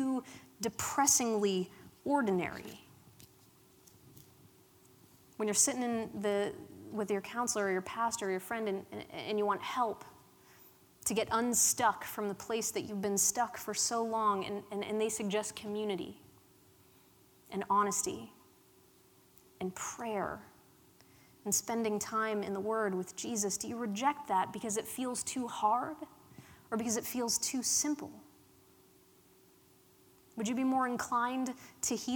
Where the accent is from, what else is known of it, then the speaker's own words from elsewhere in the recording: Pittsburgh, Pennsylvania, United States; accent: Pittsburgh; I grew up in Pittsburgh in a town, in a place called Allentown, and the accent, the Pittsburgh accent, is strong with the locals